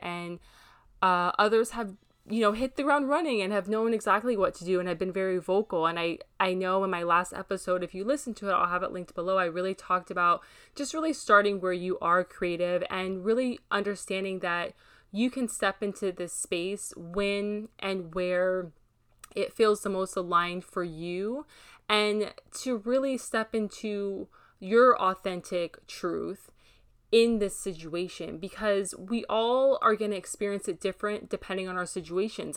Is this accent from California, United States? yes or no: no; Hawaii, United States; living in Hawaii, which is referred to as the melting pot with so many different cultures all blended together, it was a very beautiful childhood